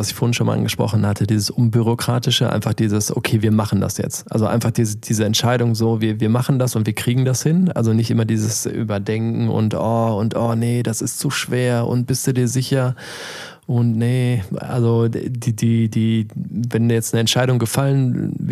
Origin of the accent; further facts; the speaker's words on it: Germany; weil ich als äh, Deutscher sehr irgendwie gefragt war